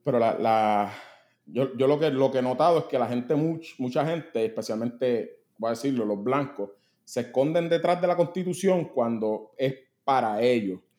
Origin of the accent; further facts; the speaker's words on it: Puerto Rico; yo soy puertorriqueño